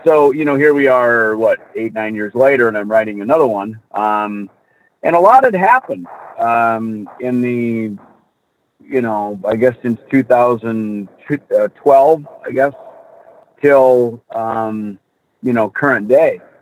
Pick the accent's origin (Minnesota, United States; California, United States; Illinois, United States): Minnesota, United States; Jackson; also born or lived in Hollywood; now in Scottsdale, United States; I grew up on a farm in Minnesota, Jackson, Minnesota